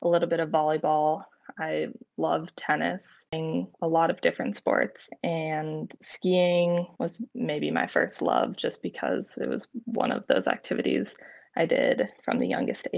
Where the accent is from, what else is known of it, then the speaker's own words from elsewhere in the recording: San Francisco, California, United States; growing up in San Francisco, you don't meet too many professional skiers or real ski racers, but I grew up with 3 other siblings